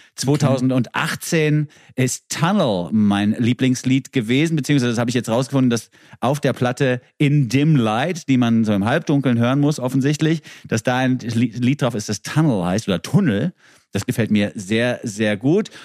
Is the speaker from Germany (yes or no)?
no; Switzerland; bei uns in der Schweiz